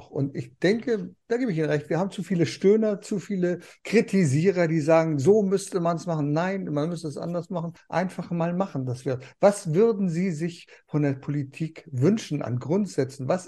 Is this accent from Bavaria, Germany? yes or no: no; East Frisia, Lower Saxony, Germany; also born or lived in East Germany; ich bin ja gebürtiger aus Friesen.